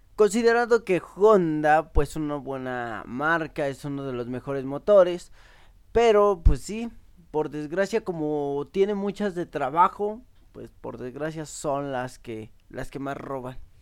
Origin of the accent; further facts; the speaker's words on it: Mexico; nos reconoce como mexicanos